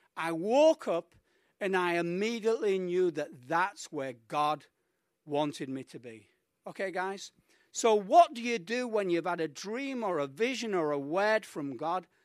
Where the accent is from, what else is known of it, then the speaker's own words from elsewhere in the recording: United Kingdom; moved away as an adult; also born or lived in Mallorca; now in Colombia; as we say in the U K